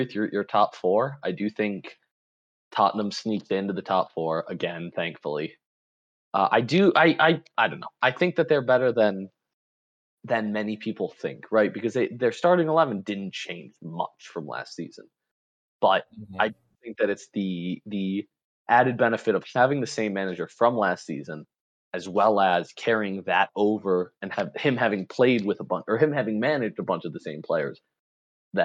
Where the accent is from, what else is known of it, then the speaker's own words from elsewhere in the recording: United States; because I'm an American